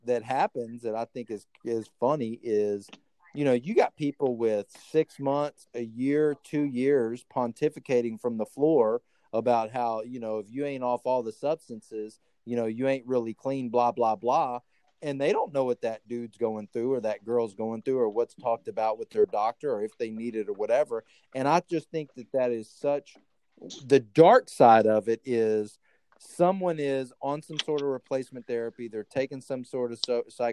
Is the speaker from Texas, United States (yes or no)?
yes; Texas, United States; a lot of our family that I grew up with in Texas are heavy drinkers